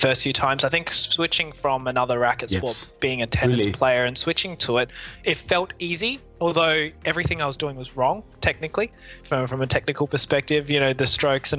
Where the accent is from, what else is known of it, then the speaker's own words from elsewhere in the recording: Adelaide, South Australia, Australia; moved away as an adult; also born or lived in Hong Kong; now in Melbourne, Australia; technically I was born in Hong Kong, but I moved to Adelaide, South Australia when I was 8 months old and grew up there